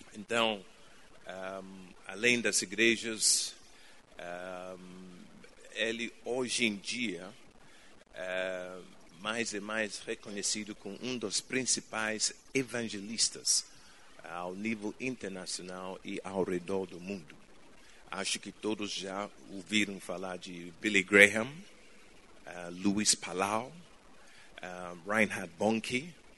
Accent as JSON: {"language": "Portuguese", "country": "Ghana", "tie": "born or raised there", "second_language": "Portuguese", "moved": "yes", "said": "Eu nasci em Ghana, África"}